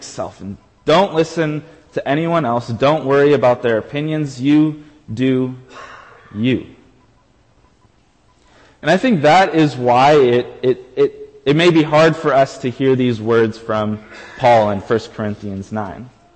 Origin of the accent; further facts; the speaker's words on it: United States; I am an American through and through.